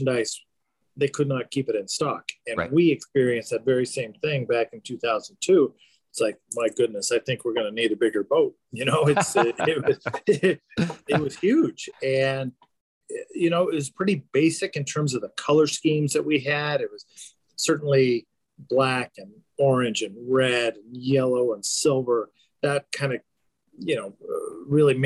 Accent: Southern California, United States; now in Albuquerque, United States; I grew up in Southern California

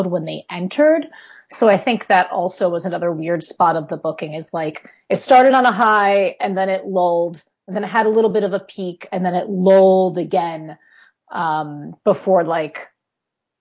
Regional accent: New York, United States; now in Pennsylvania, United States; I'm originally from New York and I live in Pennsylvania.

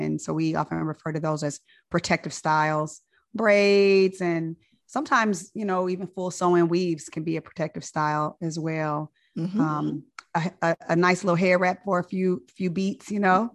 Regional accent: Inglewood, California, United States; moved away; I'm from Inglewood, California

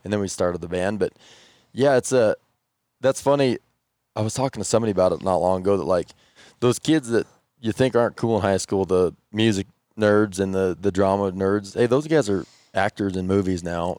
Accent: Moorcroft, Wyoming, United States; I'm from Warcroft.

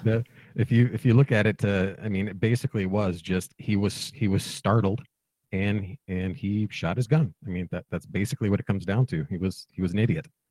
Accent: Minneapolis, Minnesota, United States; I'm from Minneapolis

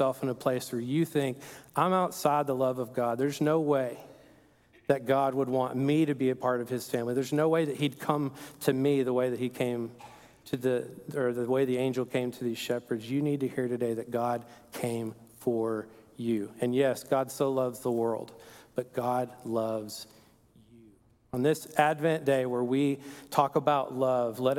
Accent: Perryton, Texas, United States; moved away; this is my hometown. It's a place called Perryton

